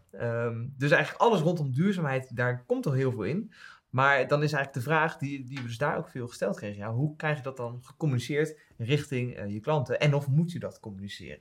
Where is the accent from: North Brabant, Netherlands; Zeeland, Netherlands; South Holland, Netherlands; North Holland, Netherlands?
South Holland, Netherlands; Westland; moved away; ik kom natuurlijk uit het Westland oorspronkelijk